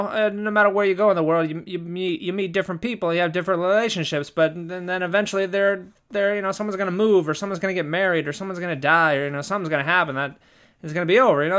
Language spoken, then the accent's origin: English; Southern California, United States; moved away as an adult; also born or lived in Germany; I'm from, I'm from Southern California